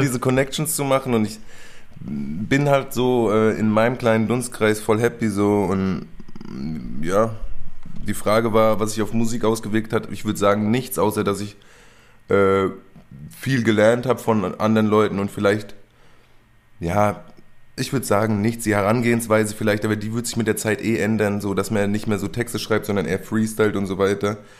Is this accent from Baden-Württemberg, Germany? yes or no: no; near Aschaffenburg, Bavaria, Germany; now in Berlin, Germany; ich komme aus Aschaffenburg, Umgebung sogar. Eher Kaff, 800 Einwohner sind wir